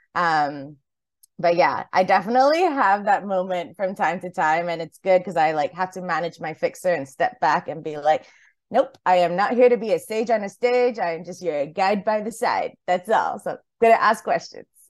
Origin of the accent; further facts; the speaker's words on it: Highland, New York, United States; now in Singapore; from my time, like, growing up in Highland, New York